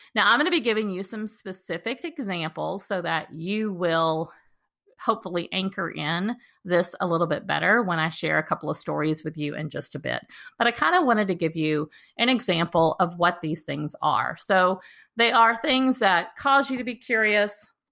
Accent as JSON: {"language": "English", "region": "Texas", "country": "United States", "tie": "born or raised there", "said": "the park that I walk in regularly in my hometown"}